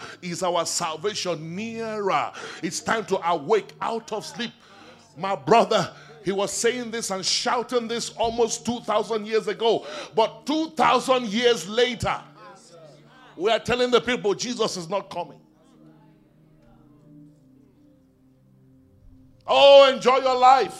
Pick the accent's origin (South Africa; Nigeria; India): Nigeria; I grew up in Nigeria